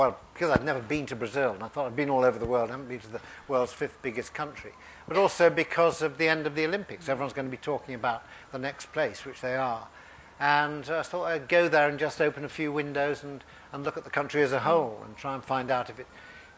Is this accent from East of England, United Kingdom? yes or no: no; Sheffield, Yorkshire and the Humber, United Kingdom; when I was growing up in Sheffield